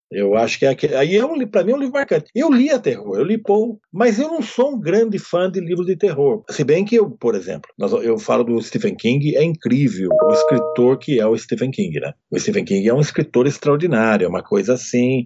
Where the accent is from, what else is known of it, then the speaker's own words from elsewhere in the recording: Amparo, São Paulo, Brazil; now in São Paulo, Brazil; Eu sou de Amparo, eu sou de uma cidade pequena